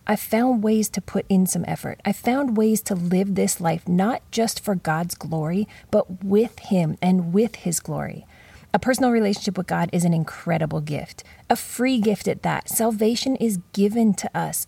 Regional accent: Canada; moved away; Growing up in Canada

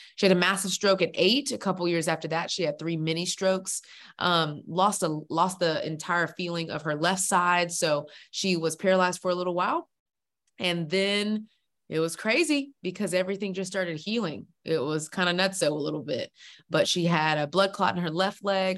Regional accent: Houston, Texas, United States; now in Atlanta, United States; I'm originally from Houston, Texas, best state in the world

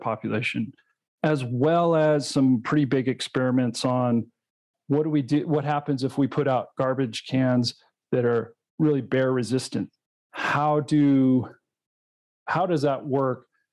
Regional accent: Colorado, United States; my home state of Colorado

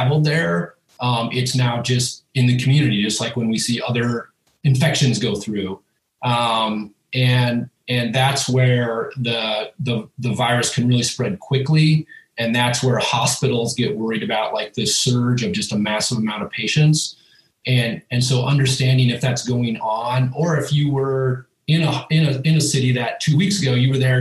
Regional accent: Minnesota, United States; moved away as an adult; also born or lived in Pacific Northwest / Idaho; now in Boise, United States; I'm from Minnesota, grew up whitetail hunting

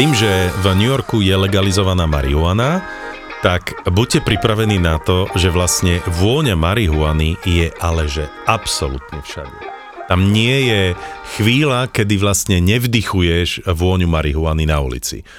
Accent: Slovakia; my sme zo Slovenska

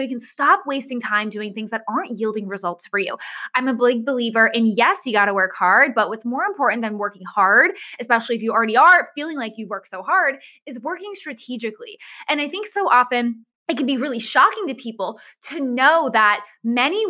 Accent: Massachusetts, United States; moved away as an adult; also born or lived in Florida; I moved from Massachusetts to Florida.

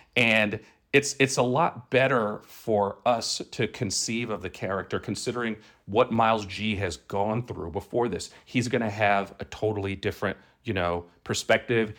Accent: New York City, New York, United States; moved away; I grew up in, in Brooklyn

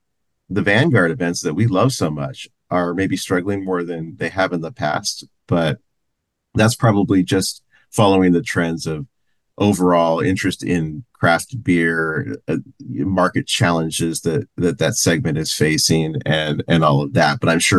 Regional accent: San Diego, California, United States; also born or lived in Landstuhl, Germany; I'm from San Diego, and it's where I was born and raised.

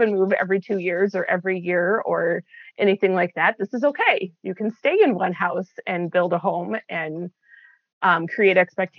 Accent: Midwest, United States; I've narrowed it down to I grew up in the Midwest. That's the easiest way to explain it is I grew up in the Midwest. We were all over, but Midwest has been home.

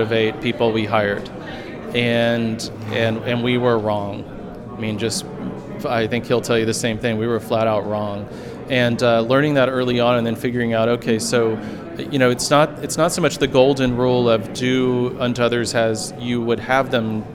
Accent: Florida, United States; I grew up in Florida

